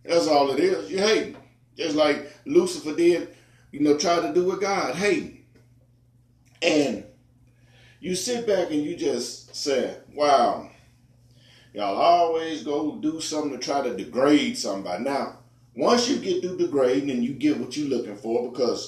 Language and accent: English; Memphis, Tennessee, United States; born and raised in America, Memphis, Tennessee